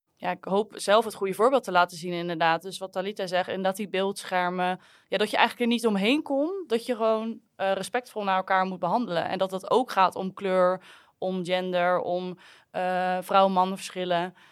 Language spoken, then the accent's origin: Dutch; Netherlands; als Nederlanders